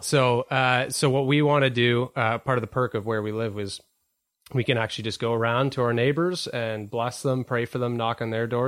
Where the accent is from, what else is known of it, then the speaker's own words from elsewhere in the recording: Whitby, Ontario, Canada; I grew up in Whitby